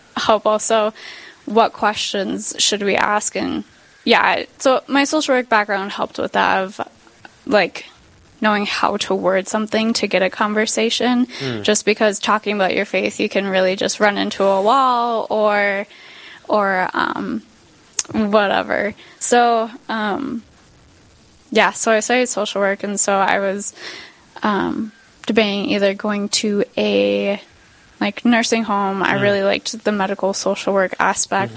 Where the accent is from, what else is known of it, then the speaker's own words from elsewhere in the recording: St. Cloud, Minnesota, United States; now in Owatonna, United States; I grew up in St. Cloud